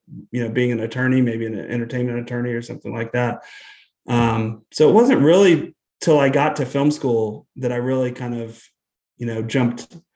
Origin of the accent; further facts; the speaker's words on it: Austin, Texas, United States; in my childhood, kind of growing up in Austin